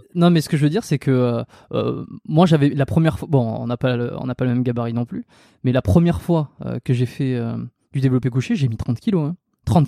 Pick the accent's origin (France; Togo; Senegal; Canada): France; south-west France; je suis originaire, originaire du Sud-Ouest